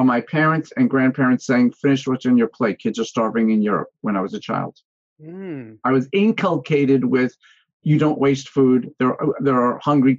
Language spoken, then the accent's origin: English; Yonkers, New York, United States; also born or lived in Connecticut / Brooklyn Heights, New York / Manhattan, New York; I grew up in Yonkers and then went to school in Connecticut